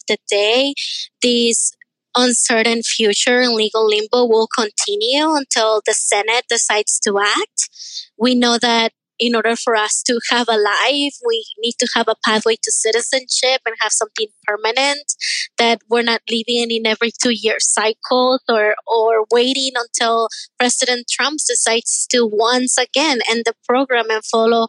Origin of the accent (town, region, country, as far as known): Arizona, United States; born or raised there; also born or lived in Tijuana, Mexico